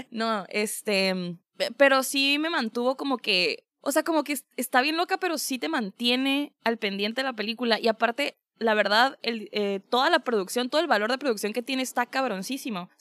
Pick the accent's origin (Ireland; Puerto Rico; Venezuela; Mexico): Mexico; Tijuana, Baja California; Tijuana. En mi tierra natal.